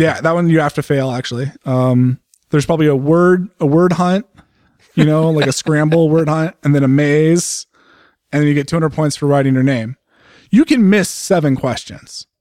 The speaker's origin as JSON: {"language": "English", "region": "California", "country": "United States", "also_born_or_lived": "Pennsylvania", "moved": "as an adult", "lives_now": "Oregon, United States", "said": "as a Californian"}